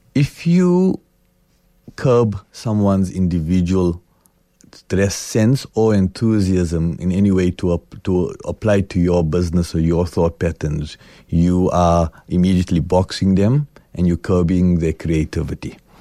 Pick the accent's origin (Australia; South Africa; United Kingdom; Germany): South Africa; I'm South African.